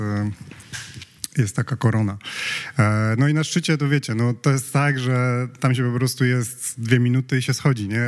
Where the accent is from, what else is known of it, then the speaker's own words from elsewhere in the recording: Poland; jesteśmy z Polski